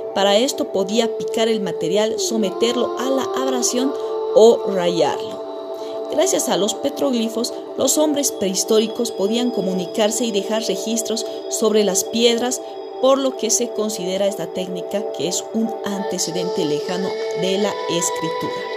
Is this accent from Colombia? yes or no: no; Bolivia; Yo como boliviana